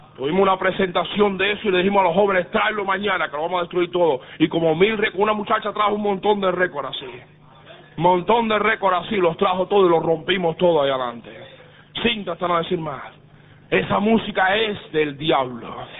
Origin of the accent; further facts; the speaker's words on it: Miami, Florida, United States; moved away; nosotros nos criamos en iglesias bautistas del sur, allá en Miami